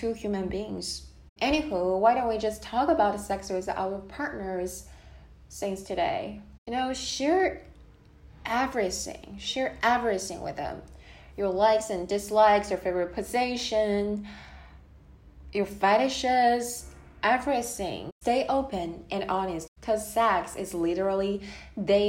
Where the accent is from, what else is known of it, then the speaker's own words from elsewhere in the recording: China; moved away; Born and raised in China, back to the time when I was a kid